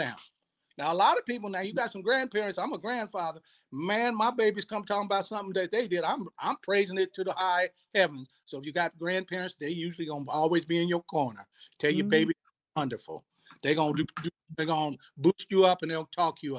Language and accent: English; Sacramento, California, United States; I'm from Sacramento, born and bred